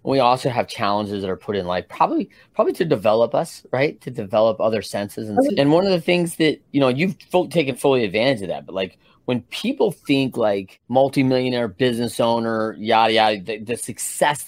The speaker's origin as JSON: {"language": "English", "region": "Midwest", "country": "United States", "tie": "born or raised there", "said": "I grew up in the Midwest, so a lot of farming"}